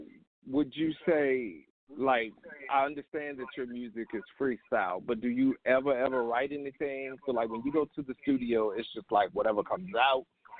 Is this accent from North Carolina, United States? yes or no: yes; Charlotte, North Carolina, United States; Yeah, I'm born and raised.